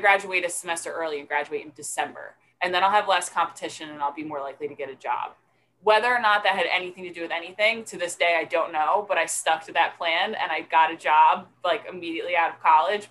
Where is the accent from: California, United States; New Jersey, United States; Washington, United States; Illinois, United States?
New Jersey, United States; Delran; I grew up in Delran, went to Delran High School